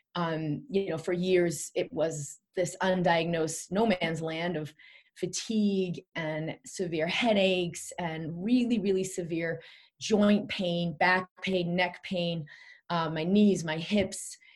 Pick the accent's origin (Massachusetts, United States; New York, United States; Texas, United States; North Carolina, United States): Massachusetts, United States; Boston; I grew up in Boston